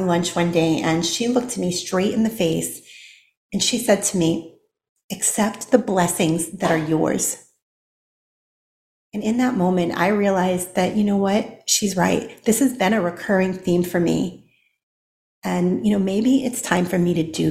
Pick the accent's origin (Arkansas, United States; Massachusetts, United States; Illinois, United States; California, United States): Massachusetts, United States; Boston; moved away as an adult; also born or lived in Tennessee; now in Texas, United States; I grew up in Boston, Massachusetts